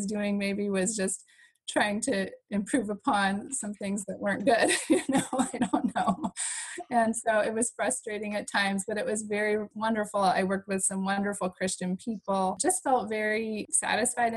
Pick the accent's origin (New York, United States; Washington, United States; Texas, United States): Washington, United States; moved away as an adult; we're both from Washington State originally